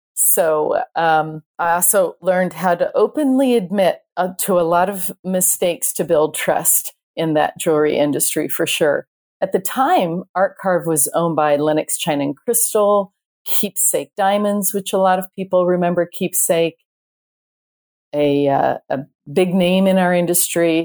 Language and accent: English; Ireland; I am Irish